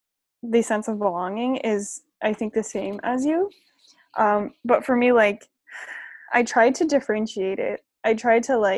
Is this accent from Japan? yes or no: yes; Japan; I don't really have any doubt in saying that, like, I'm from Japan and Japan is my home.